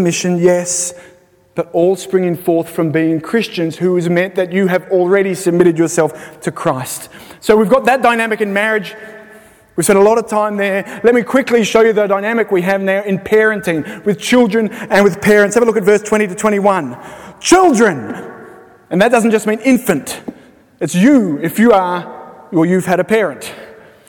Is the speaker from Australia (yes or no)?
yes; Sydney, New South Wales, Australia; moved away as an adult; now in Belfast, United Kingdom; We're from Sydney.